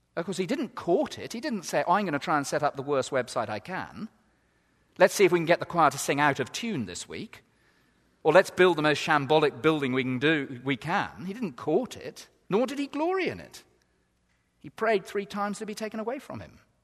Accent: England, United Kingdom; we're so English

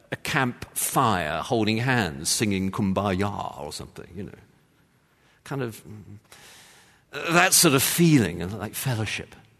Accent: London, United Kingdom; I'm from London

